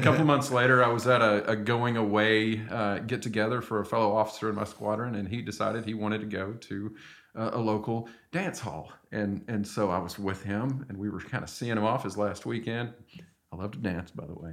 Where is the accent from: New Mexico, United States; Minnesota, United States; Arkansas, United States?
Arkansas, United States; moved away; I'm from Arkansas